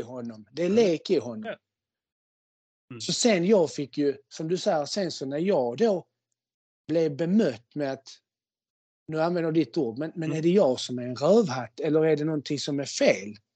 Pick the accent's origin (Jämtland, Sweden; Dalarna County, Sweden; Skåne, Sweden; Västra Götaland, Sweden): Skåne, Sweden; Malmö; first language Spanish and Swedish; jag är uppvuxen eh, i, i ett väldigt invandrartätt område i Malmö på eh, Holma, Kroksbäck